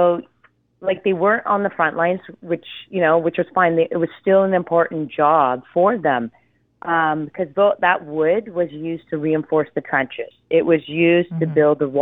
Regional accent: Ontario, Canada; I'm from Ontario

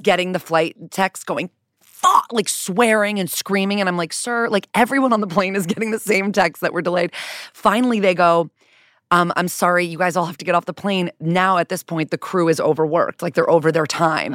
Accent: Connecticut, United States; I'm from Connecticut

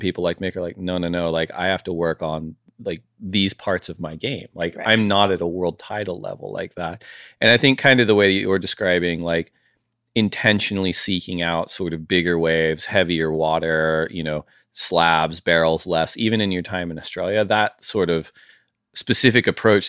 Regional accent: Santa Barbara, California, United States; like growing up in Santa Barbara, you have a range of waves.

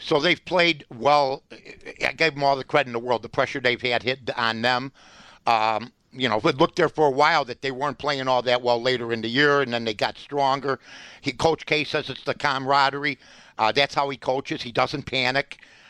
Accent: Chicago, Illinois, United States; If you were born and raised like I was and lived in the city, you're a charter member of being a lifetime Chicagoan.

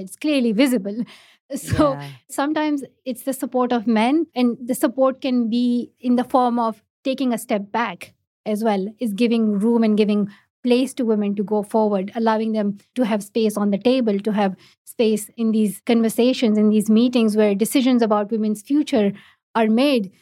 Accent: Pakistan; first language Pashto; English is a second language; For me, like I learned English in Urdu, not in my own mother tongue, not in Pashto, but in Urdu. It's just the education structure in Pakistan

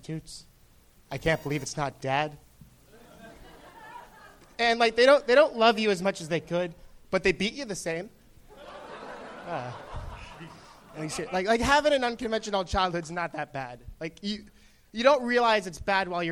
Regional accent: Orange, California, United States; City of Orange, Orange County.

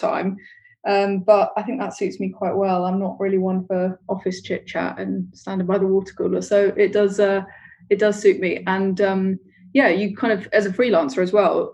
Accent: London, United Kingdom; also born or lived in Peckham, London / Cyprus (ancestry); We grew up in Tooting in southwest London.

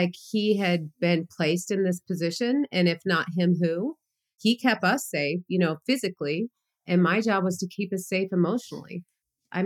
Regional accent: Glendale, Arizona, United States; I grew up in Phoenix. I grew up in a place called Glendale, which is highly Hispanic

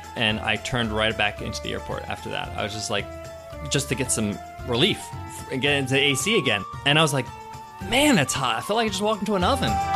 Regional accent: Long Island, New York, United States; born or raised there

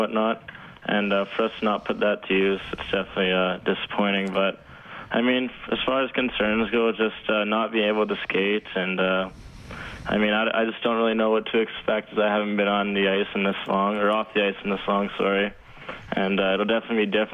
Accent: Edmonton, Alberta, Canada; being in my hometown, Rogers Place

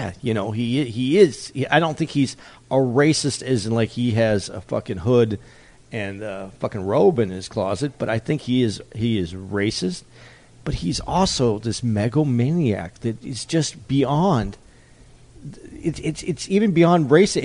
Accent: United States; I'm an American

